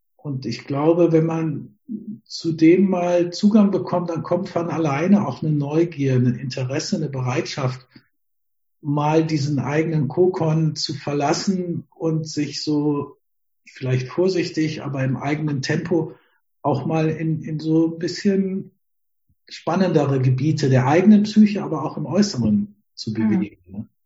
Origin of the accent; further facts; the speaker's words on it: Germany; Wir haben ja als Deutsche